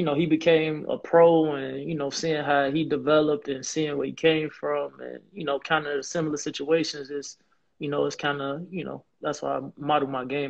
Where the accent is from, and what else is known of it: Riverdale, Illinois, United States; born or raised there; also born or lived in Harvey, Illinois / South Side, Chicago